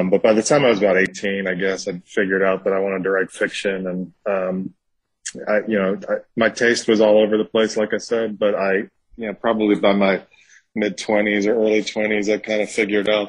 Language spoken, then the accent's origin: English; New York, United States; now in Mississippi, United States; I'm from New York. I live in Mississippi